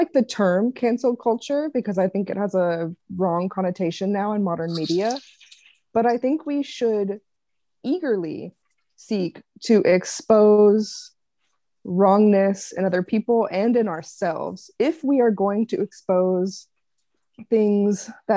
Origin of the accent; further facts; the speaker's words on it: the South, United States; I'm still from the South. I can't say these big ass words. It's part of my culture